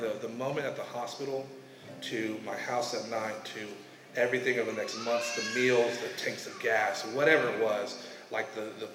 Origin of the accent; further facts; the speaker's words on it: Texas, United States; Growing up in Texas